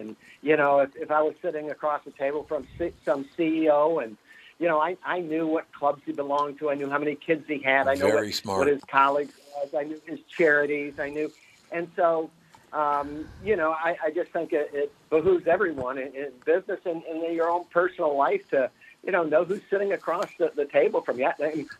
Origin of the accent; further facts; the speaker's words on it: Fort Lauderdale, Florida, United States; I grew up in Fort Lauderdale, and within a 7-year period, a 7-mile radius.